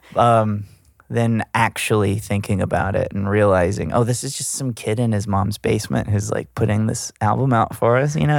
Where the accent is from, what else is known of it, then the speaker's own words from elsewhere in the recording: Gulf Shores, Alabama, United States; now in Los Angeles, United States; I'm from Gulf Shores